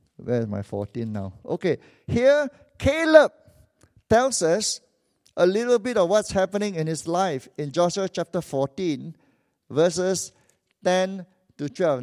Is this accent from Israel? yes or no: no; Malaysia; also born or lived in Vancouver; now in Kuala Lumpur, Malaysia; I'm a Malaysian